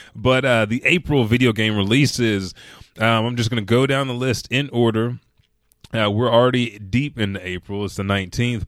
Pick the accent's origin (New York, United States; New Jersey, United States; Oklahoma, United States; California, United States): Oklahoma, United States; Oklahoma City; I said I'm from Oklahoma City